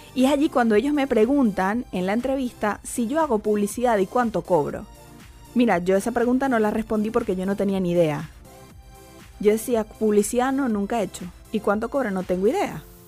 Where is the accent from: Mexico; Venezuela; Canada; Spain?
Venezuela; Maracaibo, Zulia; moved away as an adult; now in Chile; yo soy de Maracaibo, nací eh, en el 86.